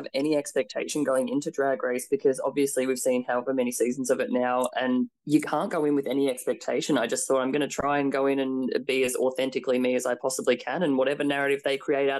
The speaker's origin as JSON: {"language": "English", "country": "Australia", "said": "I'm super Aussie ochre."}